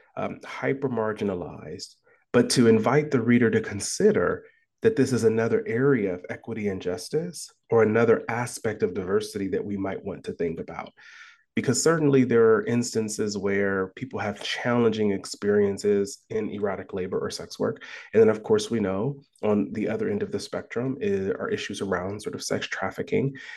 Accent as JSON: {"language": "English", "town": "Columbus", "region": "Ohio", "country": "United States", "tie": "born or raised there", "moved": "as an adult", "lives_now": "Iowa, United States", "said": "I was born and raised in Columbus, Ohio"}